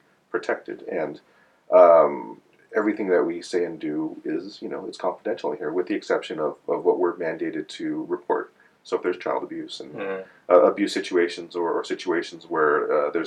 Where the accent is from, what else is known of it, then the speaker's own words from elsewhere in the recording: United States; I'm Chinese American. I'm one of those Chinese American folks whose family came over around the turn of the century